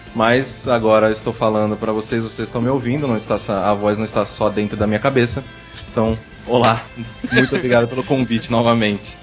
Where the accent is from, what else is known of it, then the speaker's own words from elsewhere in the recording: interior of São Paulo, Brazil; como eu sou do interior de São Paulo, eu passei toda a minha infância lá